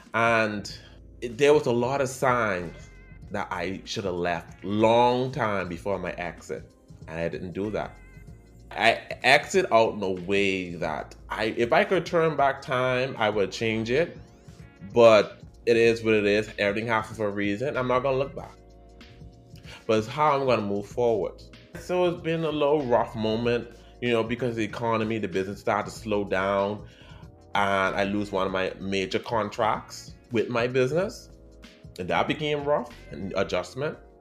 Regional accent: Bahamas; accent: Caribbean

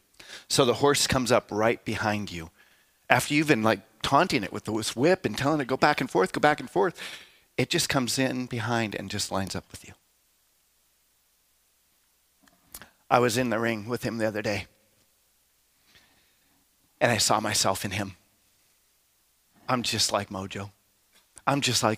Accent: South Dakota, United States; moved away

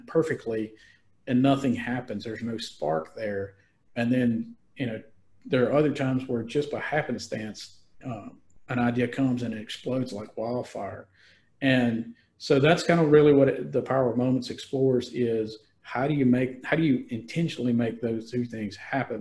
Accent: Mississippi Delta, United States; I'm from the Mississippi Delta, so I knew a lot of the towns.

